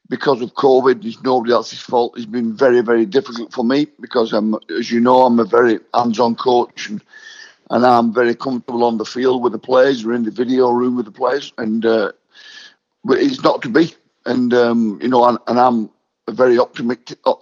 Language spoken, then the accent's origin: English; Wigan, North West England, United Kingdom; to have 10 years at Wigan